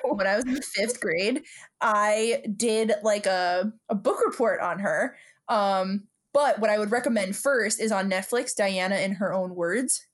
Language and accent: English; New York City, New York, United States; we're two broads from Brooklyn